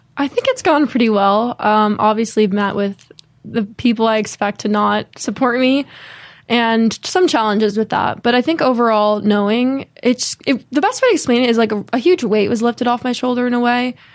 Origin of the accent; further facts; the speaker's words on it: Connecticut, United States; I grew up in Connecticut